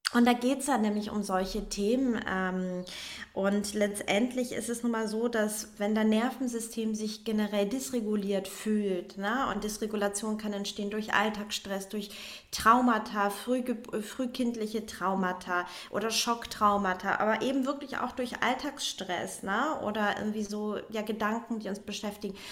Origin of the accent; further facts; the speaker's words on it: Northern Germany, Germany; moved away as an adult; also born or lived in Berlin / Hamburg; dann bin ich nach Hamburg erstmal in Heimatnähe